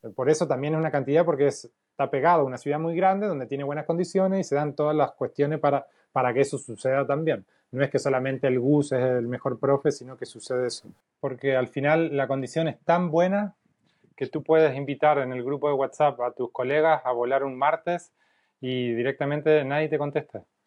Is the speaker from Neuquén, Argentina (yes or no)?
no; Paraná, Entre Ríos, Argentina; moved away as an adult; now in Santiago, Chile; soy de Paraná Entre Ríos.